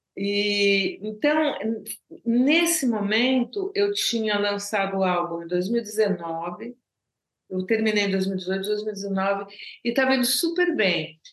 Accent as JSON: {"language": "Portuguese", "country": "Brazil", "first_language": "Portuguese", "moved": "yes", "lives_now": "Paris, France", "said": "português é minha língua natal"}